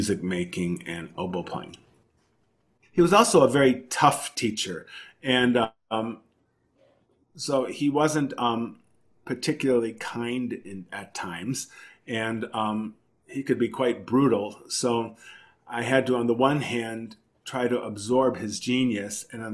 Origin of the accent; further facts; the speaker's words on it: Chicago, Illinois, United States; growing up in Chicago